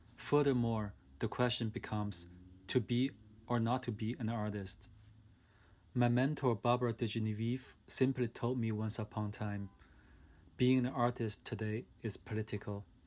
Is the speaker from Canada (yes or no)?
no; China; I was born and raised up in China in a working class family.